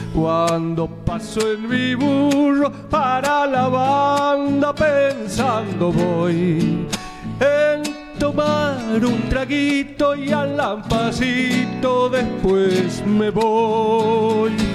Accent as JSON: {"language": "Spanish", "town": "San Fernando del Valle de Catamarca", "region": "Catamarca", "country": "Argentina", "tie": "born or raised there", "also_born_or_lived": "Córdoba", "moved": "as an adult", "lives_now": "Buenos Aires, Argentina", "said": "Yo soy de la capital, de San Fernando del Valle de Catamarca, y bueno, este, toda mi vida viví ahí"}